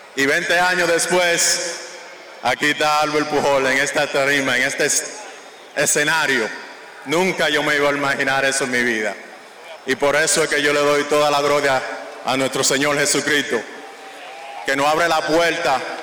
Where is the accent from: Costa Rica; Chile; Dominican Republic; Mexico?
Dominican Republic; aquí en mi país, la República Dominicana